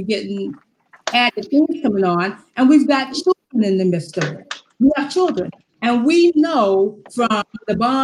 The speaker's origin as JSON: {"language": "English", "region": "Louisiana", "country": "United States", "tie": "born or raised there", "moved": "yes", "lives_now": "Seattle, United States", "said": "I was born into segregation. And I can still remember being down in Louisiana under Jim Crow, and that my mother would take us to town"}